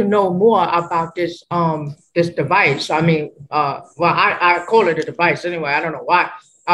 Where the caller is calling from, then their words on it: New York, United States; I'm from New York